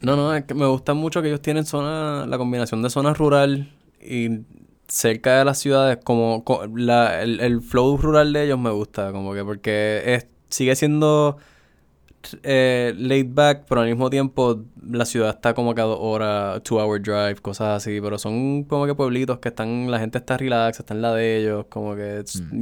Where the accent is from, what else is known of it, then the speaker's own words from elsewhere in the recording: Puerto Rico; somos de Puerto Rico